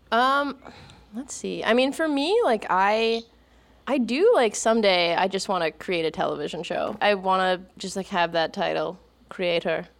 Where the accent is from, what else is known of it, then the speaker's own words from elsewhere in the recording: Midwest, United States; growing up, my family, I'm from the Midwest